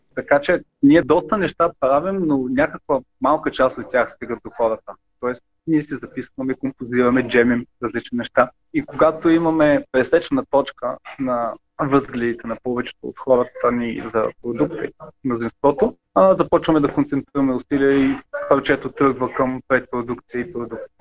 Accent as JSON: {"language": "Bulgarian", "country": "Bulgaria", "said": "ние сме българи"}